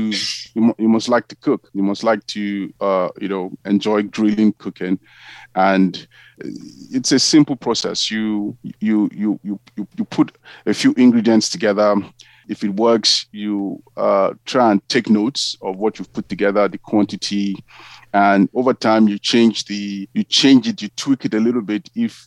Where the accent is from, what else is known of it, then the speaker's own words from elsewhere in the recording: Nigeria; So I'm Nigerian, and what I've done is I've taken quite a number of ingredients that I've used over time from Nigeria